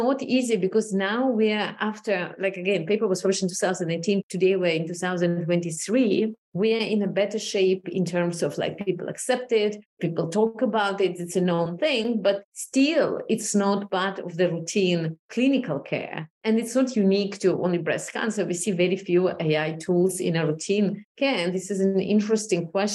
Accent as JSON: {"language": "English", "country": "Moldova", "tie": "born or raised there", "also_born_or_lived": "Israel", "moved": "as an adult", "lives_now": "United States", "said": "I was 20 actually when I moved to Israel, moving through different cultures and kind of observing personally, you know, how the Soviet Union fell apart and Moldova became independent and we moved to Israel"}